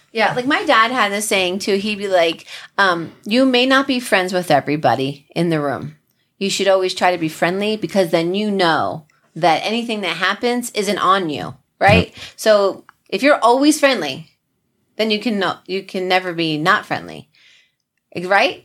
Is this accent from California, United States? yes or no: no; New Jersey, United States; we're from Jersey